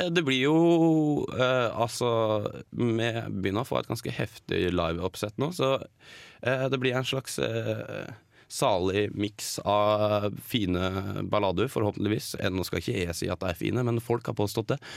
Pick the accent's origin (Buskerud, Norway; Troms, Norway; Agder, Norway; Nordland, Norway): Buskerud, Norway; Geilo; now in Oslo, Norway; jeg bodde hjemme på Geilo. Um, Og så flytta jeg til Oslo